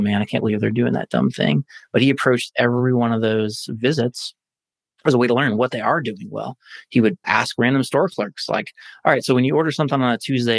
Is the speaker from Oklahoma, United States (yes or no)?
yes; Oklahoma, United States; now in Indianapolis, United States; I'm originally from Oklahoma, which is not the technology capital of the world